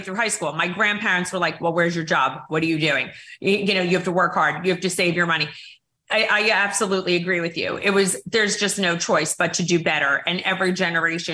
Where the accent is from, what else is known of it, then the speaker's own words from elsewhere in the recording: Mahopac, New York, United States; I grew up in Mayapack, New York, which was a lovely town